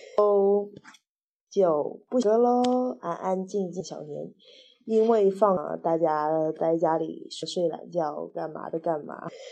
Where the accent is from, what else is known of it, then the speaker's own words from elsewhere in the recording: Wenzhou, Zhejiang, China; 我们温州人